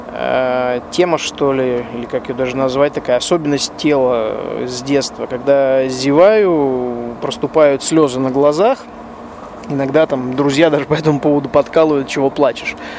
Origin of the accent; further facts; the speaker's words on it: Russia; я, соответственно, из России.